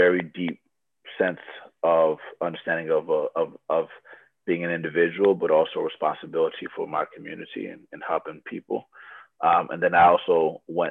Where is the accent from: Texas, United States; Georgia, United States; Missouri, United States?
Georgia, United States; Atlanta; also born or lived in Loma Linda, California; I grew up in Atlanta, Georgia